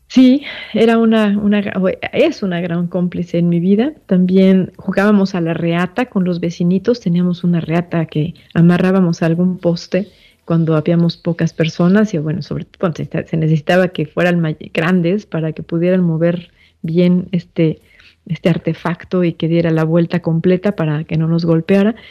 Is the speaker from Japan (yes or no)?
no; Mexico; esta fecha que nos marca también como mexicanos